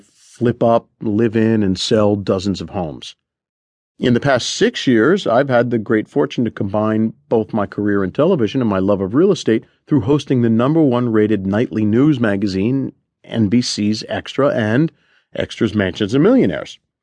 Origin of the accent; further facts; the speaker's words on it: Collingswood, New Jersey, United States; moved away; I bought the house next door to my grandmother's in Collingswood, New Jersey